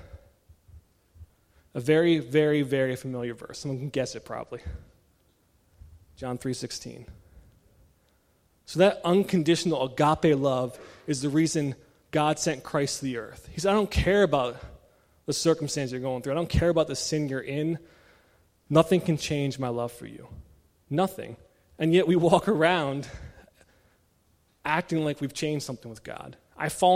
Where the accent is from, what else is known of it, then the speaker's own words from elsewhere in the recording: Maryland, United States; moved away; I was born and raised in Maryland, the state of Old Bay